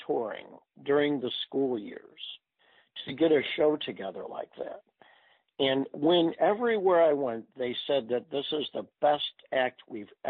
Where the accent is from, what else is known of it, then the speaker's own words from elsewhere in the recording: University City, Missouri, United States; I was raised in University City.